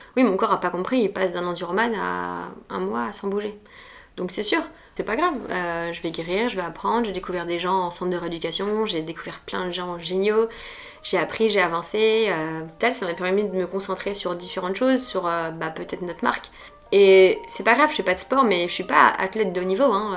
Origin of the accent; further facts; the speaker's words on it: Nantes, Pays de la Loire, France; moved away as an adult; now in Paris, France; j'ai grandi à Nantes et j'ai fait tout ça à Nantes et je suis arrivée à Paris euh, fin 2012